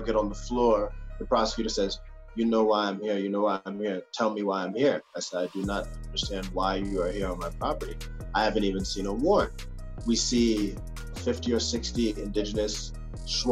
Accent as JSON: {"language": "English", "country": "United States", "also_born_or_lived": "Ecuador", "moved": "as an adult", "said": "I'm American"}